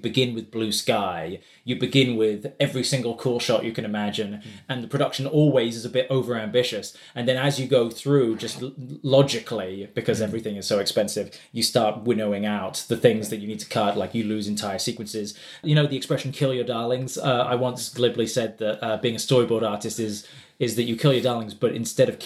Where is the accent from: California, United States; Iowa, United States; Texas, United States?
Iowa, United States; Des Moines; moved away; my hometown of Des Moines, Iowa